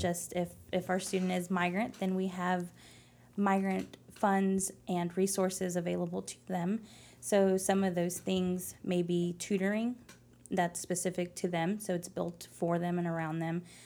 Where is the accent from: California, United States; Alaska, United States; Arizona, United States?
Arizona, United States; Phoenix; English is a second language; moved away as an adult; also born or lived in Tempe, Arizona / San Angelo, Texas; now in Lubbock, United States; I was born and raised in Phoenix, Arizona